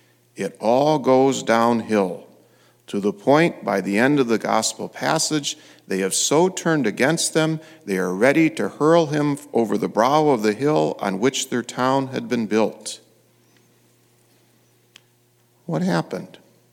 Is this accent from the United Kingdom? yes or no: no; Fowlerville, Michigan, United States; I grew up in Fowlerville